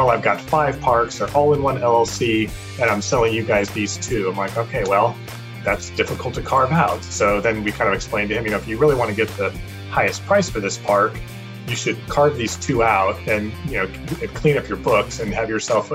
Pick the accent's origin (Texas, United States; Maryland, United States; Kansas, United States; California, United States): California, United States; San Jose; also born or lived in Europe / Sacramento area; I was born and raised in San Jose, so I always lived in the Silicon Valley area